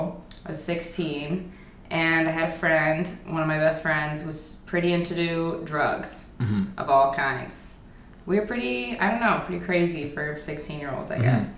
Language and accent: English; near Lake Tahoe, Nevada, United States; I grew up in like near Tahoe.